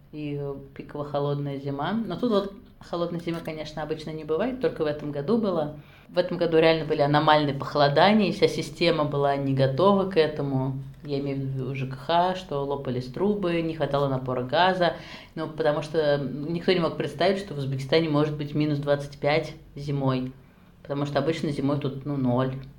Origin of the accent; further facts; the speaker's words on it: Nizhny Novgorod, Nizhny Novgorod Oblast, Russia; moved away as an adult; also born or lived in Saint Petersburg / Innopolis, Tatarstan / Krasnodar / Moscow; now in Tashkent, Uzbekistan; Я родилась в Нижнем Новгороде, потом жила в Петербурге, училась в магистратуре